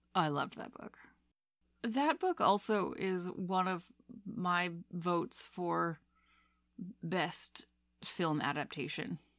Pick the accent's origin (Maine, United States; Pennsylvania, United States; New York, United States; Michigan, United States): Maine, United States; moved away; I'm from the, uh, great old state of Maine